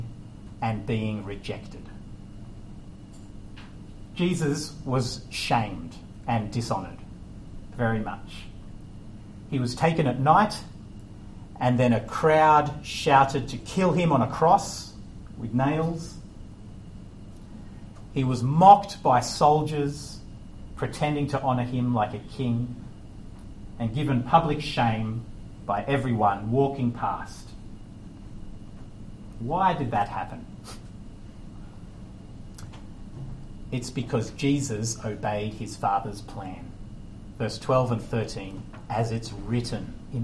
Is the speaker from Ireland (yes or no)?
no; Australia; moved away; I'm Australian